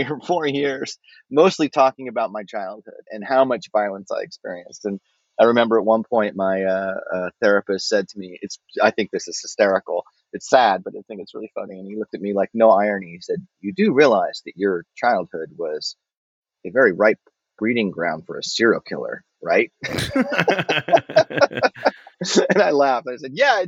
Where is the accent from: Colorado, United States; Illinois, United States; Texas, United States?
Colorado, United States; Denver; I would have been 12, 13 years old in 1978 in North Denver